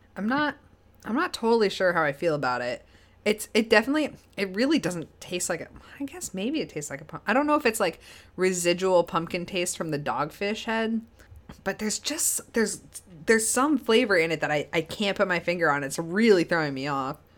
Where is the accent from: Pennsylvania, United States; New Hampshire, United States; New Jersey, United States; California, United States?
New Hampshire, United States; Spofford; I grew up in the Keene area.